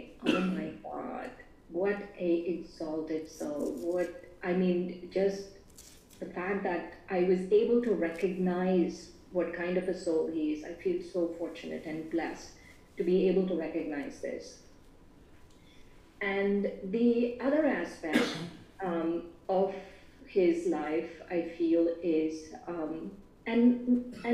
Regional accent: Hyderabad, Telangana, India; moved away; We are from Hyderabad, from Andhra Pradesh.

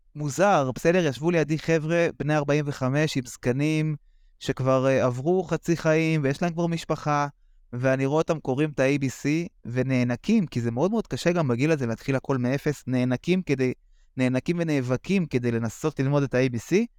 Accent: Bnei Brak, Tel Aviv District, Israel; גדלתי בבני ברק

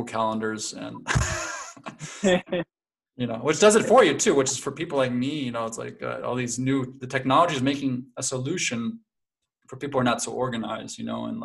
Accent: Connecticut, United States; moved away as an adult; now in Leipzig, Germany; I'm American. I'm actually from Connecticut.

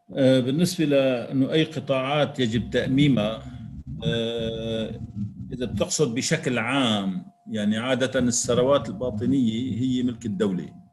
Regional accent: Syria; نحن كسوريين

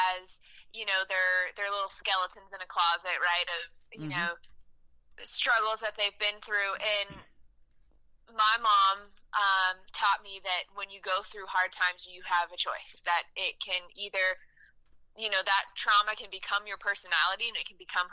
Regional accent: St. Louis, Missouri, United States; moved away as an adult; now in Nashville, United States; I was actually born and raised in St. Louis

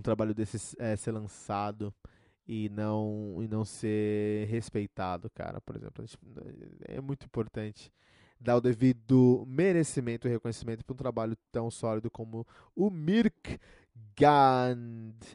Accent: Brazil; eu sou brasileiro

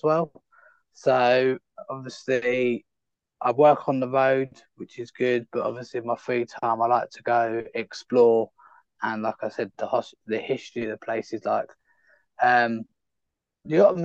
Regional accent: United Kingdom; moved away as an adult; being a British citizen

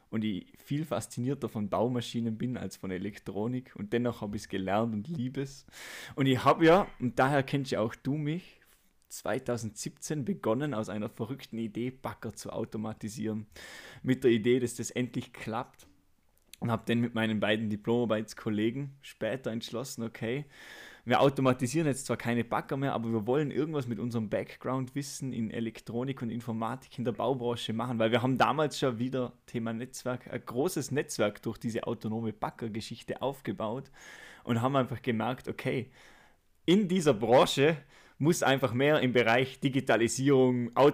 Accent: Austria; dass ich kein deutscher Staatsbürger bin. Ich bin ja

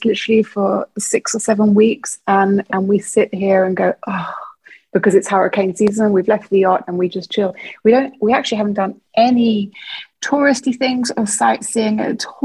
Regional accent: Guernsey; also born or lived in Guildford, England; I was born in Guildford, but as a baby, within a few months, was taken to Guernsey in the Channel Islands. So I grew up in the Channel Islands

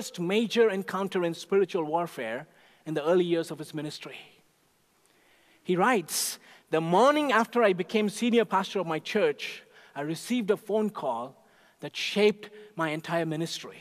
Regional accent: India; moved away; Growing up in India, even as a little boy

